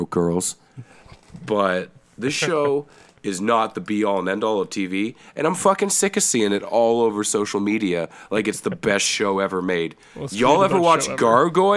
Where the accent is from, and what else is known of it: Canada; accent: Canadian